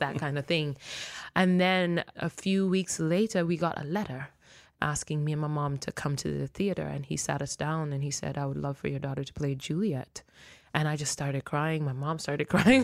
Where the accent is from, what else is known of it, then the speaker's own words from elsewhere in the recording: Nairobi, Kenya; first language Luo; English is a second language; moved away; also born or lived in Mexico City, Mexico; I was born in Mexico, Mexico City, and I was raised in Nairobi, Kenya